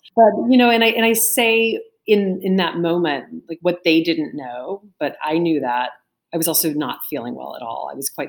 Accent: the South, United States; now in New York, United States; And I grew up in the South, but I live in New York. And I remember thinking when I came up here, this is very different.

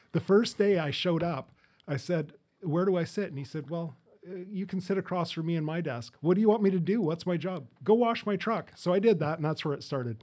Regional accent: Edmonton, Alberta, Canada; moved away; also born or lived in Fort St. John; I grew up in, or born in Fort Saint John, grew up in Edmonton, moved out here in the, in the eighties with my family.

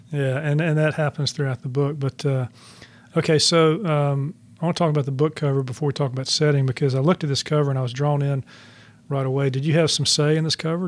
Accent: Charlotte, North Carolina, United States; when I grew up in Charlotte, uh, N C N B was known as the best bank in the neighborhood

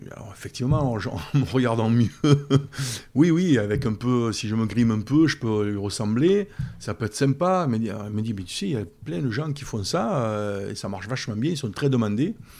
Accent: Brignoles, Provence-Alpes-Côte d'Azur, France; je suis né à Brion et, et j'y vis

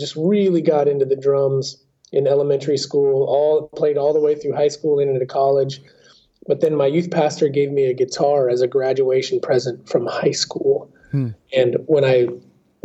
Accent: Southern Oregon, United States; I am a Southern Oregon native, born and raised in Oregon in the Pacific Northwest

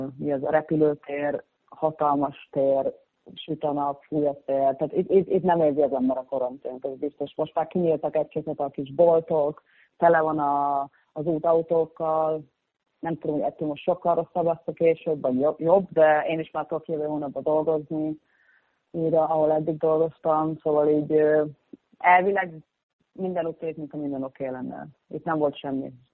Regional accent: Mosonmagyaróvár, Győr-Moson-Sopron, Hungary; moved away as an adult; also born or lived in Csíkszereda, Romania (summers) / London, United Kingdom; now in Berlin, Germany; amíg még otthon laktam, ugye gimnázium alatt

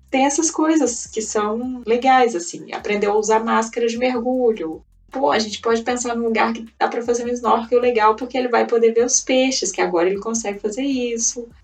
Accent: Brazil; moved away as an adult; now in Provence, France; Eu só fui sair do Brasil com 22 anos

